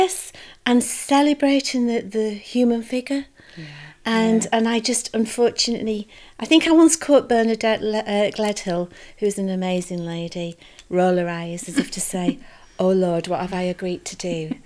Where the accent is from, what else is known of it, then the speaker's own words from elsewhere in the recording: Yorkshire and the Humber, United Kingdom; my pride in being a Yorkshire lass